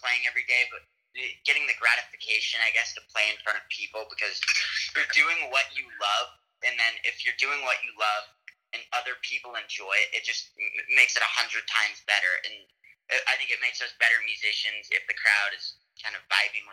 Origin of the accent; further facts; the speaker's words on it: San Diego, California, United States; moved away; I'm from San Diego